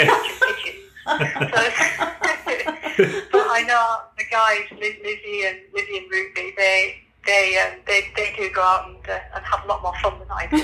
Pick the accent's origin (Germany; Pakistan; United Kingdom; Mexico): United Kingdom; Leeds, Yorkshire and the Humber; moved away as an adult; now in Norwich, United Kingdom; you might tell from my accent, I come from Leeds originally.